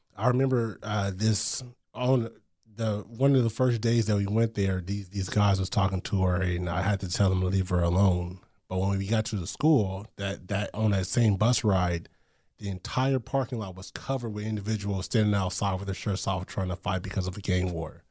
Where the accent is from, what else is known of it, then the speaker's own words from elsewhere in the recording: Long Beach, California, United States; I grew up in Long Beach, California